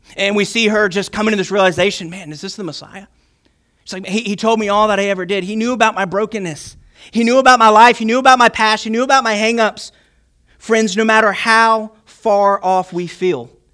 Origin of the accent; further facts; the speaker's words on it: Chesterfield, Virginia, United States; I'm from Virginia, so greetings in Christ from Chesterfield, Virginia